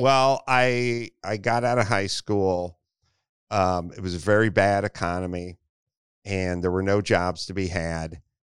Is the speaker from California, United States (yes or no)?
yes; Los Angeles, California, United States; I grew up in North Hollywood